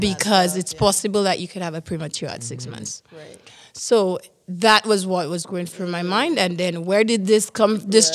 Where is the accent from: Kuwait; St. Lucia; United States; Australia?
St. Lucia; moved away as an adult; now in Canada; I am from the beautiful island of San Lucia